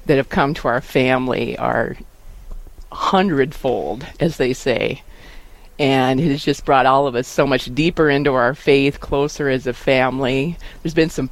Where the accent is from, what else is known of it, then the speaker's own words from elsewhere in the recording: Wall, South Dakota, United States; I grew up in Wall, was gone for a few years in college, came back